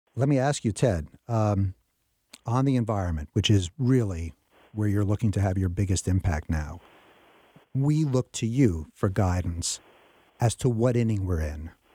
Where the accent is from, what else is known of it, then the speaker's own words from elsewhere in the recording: New York, United States; When I was a kid growing up in New York